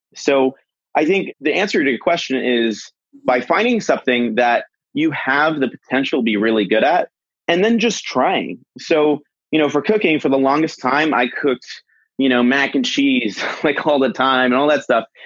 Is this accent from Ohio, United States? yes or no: no; Boston, Massachusetts, United States; I'm from Boston